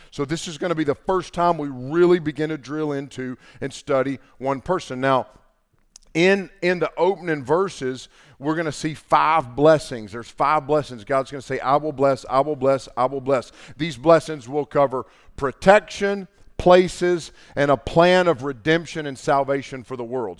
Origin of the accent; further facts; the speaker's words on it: Canton, North Carolina, United States; I grew up in Haywood County, and, uh, when I was growing up, that was a mill town.